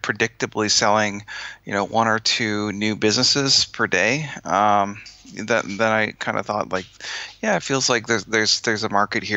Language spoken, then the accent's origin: English; Winnipeg, Manitoba, Canada; now in Boston, United States; I'm from Canada, like Winnipeg, but I live here in Boston.